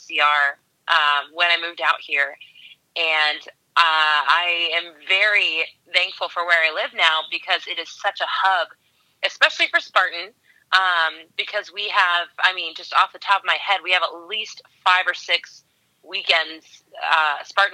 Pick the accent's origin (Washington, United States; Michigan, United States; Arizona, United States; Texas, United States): Washington, United States; now in California, United States; I am originally from Washington State. I'm living in California now.